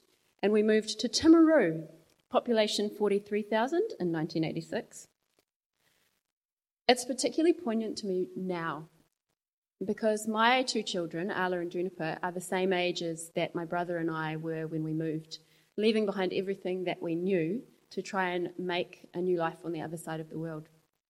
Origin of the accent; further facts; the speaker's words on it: Zimbabwe; now in New Zealand; I've never felt entirely like I belong in New Zealand, and yet neither do I belong in Zimbabwe, my home country. And I've always just felt a little bit different somehow. Growing up, my family felt different.